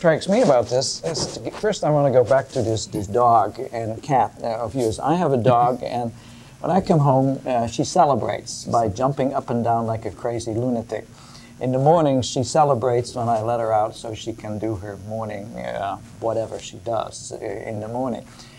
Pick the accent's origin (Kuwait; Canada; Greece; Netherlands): Netherlands; moved away as an adult; now in United States; When I came to this country 35 years ago, I'd never heard of Thanksgiving, for example. We are from the Netherlands